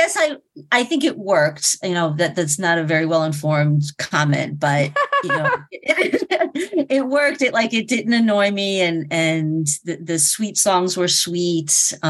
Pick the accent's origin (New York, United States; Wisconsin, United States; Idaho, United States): New York, United States; Long Island, Suffolk; accent: Long Island; I think my Long Island accent is coming out.